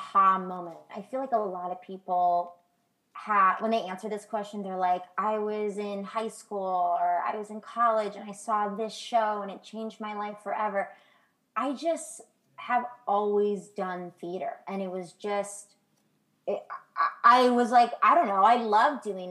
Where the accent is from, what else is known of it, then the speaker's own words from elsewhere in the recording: San Francisco Bay Area, California, United States; moved away as an adult; now in New York, United States; California, which is where I'm originally from